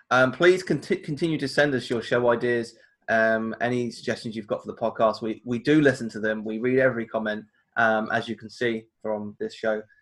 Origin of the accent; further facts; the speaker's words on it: United Kingdom; it's the worst day of the year to go into uh, the American adventure as a, as a British person.